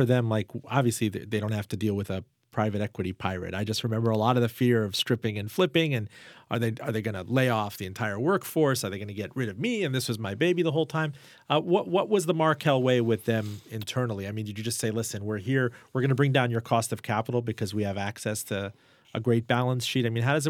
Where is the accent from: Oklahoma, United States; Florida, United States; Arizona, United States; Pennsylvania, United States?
Florida, United States; Miami; you have a couple of portfolio companies in Miami, my hometown.